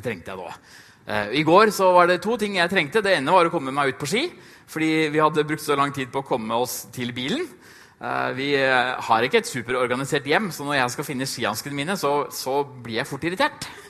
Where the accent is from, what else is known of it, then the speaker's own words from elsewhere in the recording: Trysil, Innlandet, Norway; jeg kommer fra Trysil